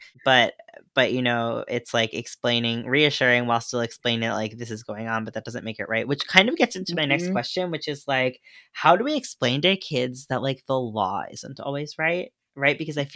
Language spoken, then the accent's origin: English; New York, United States; I'm a New Yorker